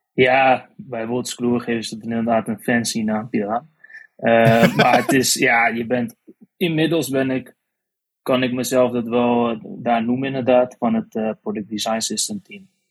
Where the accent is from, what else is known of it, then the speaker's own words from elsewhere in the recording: Otterlo, Gelderland, Netherlands; moved away as an adult; now in Arnhem, Netherlands; Ik kwam zelf uit Otterlo. Momenteel woon ah ik wel in Arnhem dan